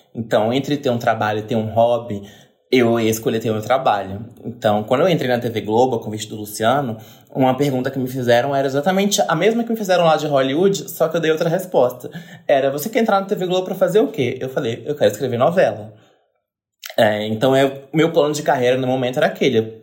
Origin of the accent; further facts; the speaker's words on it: Brasília, Federal District, Brazil; moved away; eu vim de Brasília.